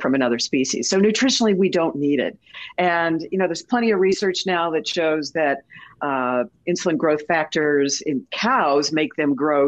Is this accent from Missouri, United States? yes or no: yes; St. Louis, Missouri, United States; I grew up in St. Louis, right next to the best bakery on the planet.